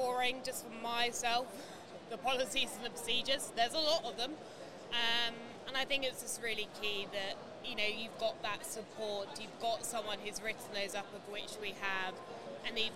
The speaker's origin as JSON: {"language": "English", "area": "Norfolk", "region": "East of England", "country": "United Kingdom", "said": "I'm from Norfolk"}